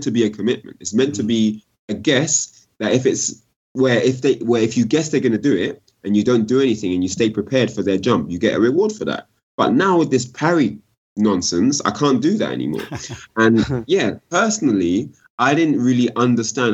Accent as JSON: {"language": "English", "region": "London", "country": "United Kingdom", "said": "I'm from South London"}